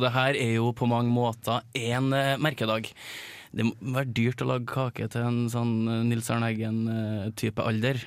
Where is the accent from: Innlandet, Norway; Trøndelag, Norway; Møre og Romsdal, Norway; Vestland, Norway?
Trøndelag, Norway; Malvik; Jeg er fra Malvik